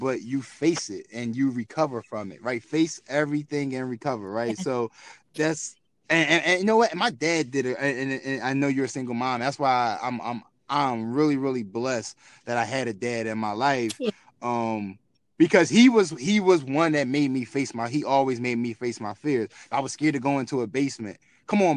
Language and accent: English; Philadelphia, Pennsylvania, United States; I'm from North Philadelphia